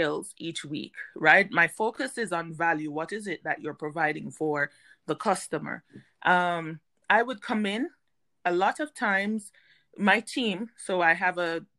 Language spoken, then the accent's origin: English; Jamaica; moved away as an adult; now in United States; prior to moving to the United States, I am Jamaican